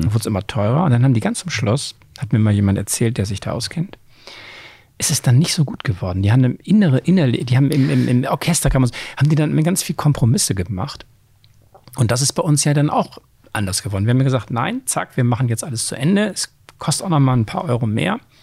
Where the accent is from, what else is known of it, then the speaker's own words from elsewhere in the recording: Oldenburg, Lower Saxony, Germany; moved away as an adult; also born or lived in Bremen; now in Hamburg, Germany; dann bin ich in Niedersachsen im Oldenburg aufgeworden